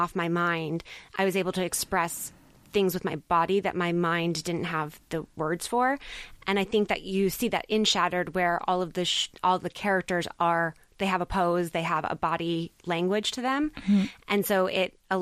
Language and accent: English; United States; I'm American